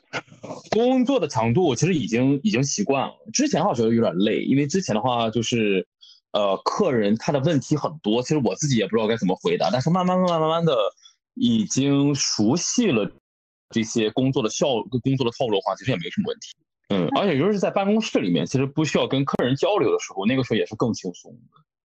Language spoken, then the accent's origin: Chinese; China; moved away as an adult; also born or lived in Tokyo, Japan; now in Kanagawa, Japan; 我是一个中国人